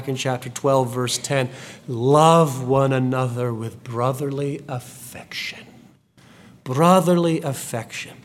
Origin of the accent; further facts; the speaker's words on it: United Kingdom; now in Texas, United States; I am still, it will never change, of British heritage, both Scotch and English